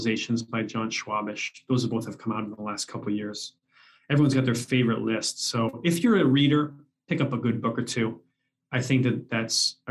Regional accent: Canada; moved away; also born or lived in Seattle; I was born in Canada

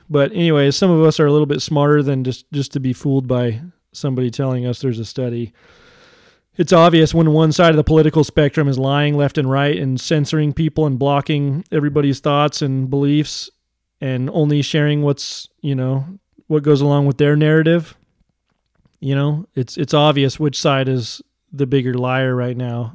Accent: United States; I'm an American

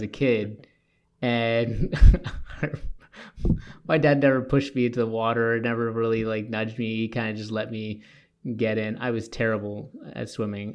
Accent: Toronto, Ontario, Canada; now in Edmonton, Canada; I grew up in Toronto. I went on the T T C.

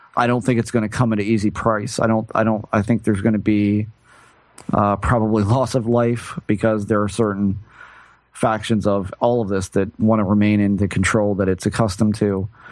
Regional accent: United States; I'm still an American

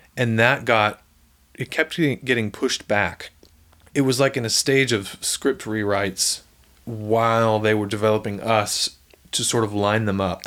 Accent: Franklin, Tennessee, United States; also born or lived in Ocean City, New Jersey; I really grew up in Franklin

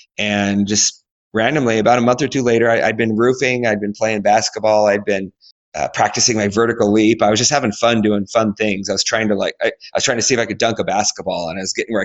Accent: Alaska, United States; where are you from again? And I'm like, Alaska

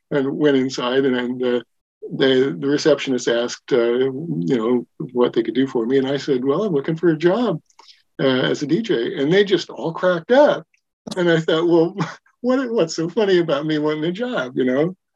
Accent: Wyoming, United States; now in Eugene, United States; grew up in Wyoming, and you know, I was kind of a redneck out there. And when we moved to Eugene, I just totally moved to the left and embraced the tie-dye hippie culture.

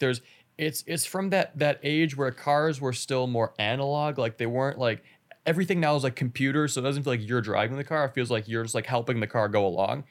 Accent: Chicago area, Illinois, United States; I'm from a Chicago area. I'm not from a city, of course

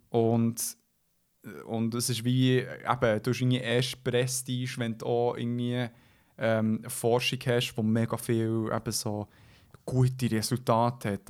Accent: Switzerland

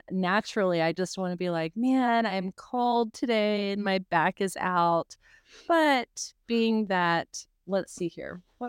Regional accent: coast of Mississippi, United States; growing up in South, like way South, like on the coast of Mississippi

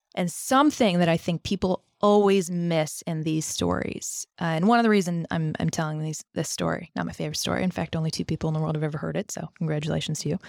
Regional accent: Northern Virginia, United States; Grew up in Northern Virginia and around Northern Virginia

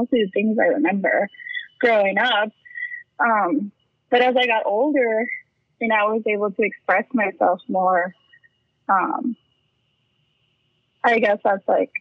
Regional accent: San Antonio, Texas, United States; I was born and raised in San Antonio, Texas. I'm still here. I'm actually currently living in my childhood home.

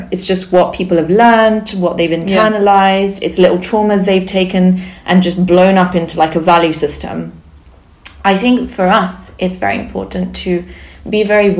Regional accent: Barcelona, Catalonia, Spain; first language Sindhi; English is a second language; moved away; I grew up in Barcelona, yeah.

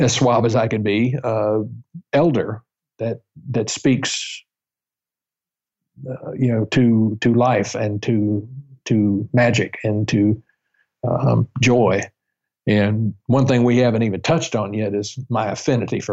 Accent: the South, United States; I am from the South, so I don't have an accent.

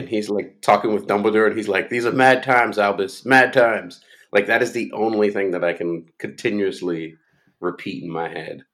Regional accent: Florida, United States; I grew up in Florida

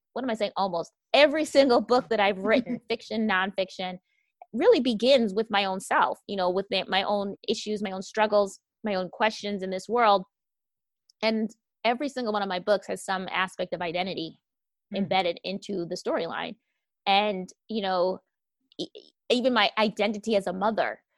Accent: Wisconsin, United States; I grew up in Wisconsin, which I like to refer to as Caucasia

